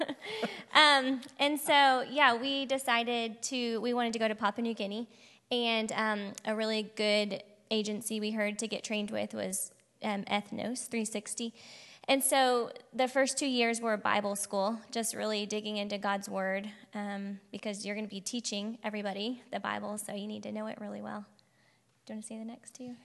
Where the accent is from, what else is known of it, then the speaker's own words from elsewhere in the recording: Piedmont, Oklahoma, United States; moved away; I grew up in Oklahoma, Piedmont, if anyone knows where that is, um, right outside of Oklahoma City.